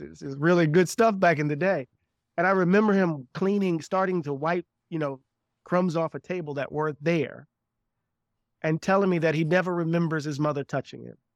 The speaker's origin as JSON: {"language": "English", "town": "Moss Point", "region": "Mississippi", "country": "United States", "tie": "born or raised there", "said": "I grew up on the coast of Mississippi, a small town called Moss Point, Mississippi"}